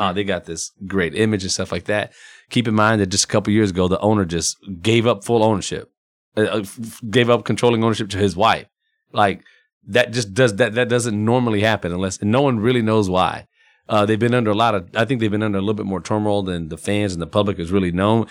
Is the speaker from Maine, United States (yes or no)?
no; San Antonio, Texas, United States; that's my hometown